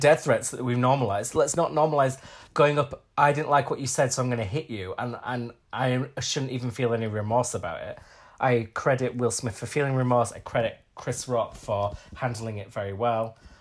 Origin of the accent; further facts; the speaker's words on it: Huddersfield, Yorkshire and the Humber, United Kingdom; we're both from Huddersfield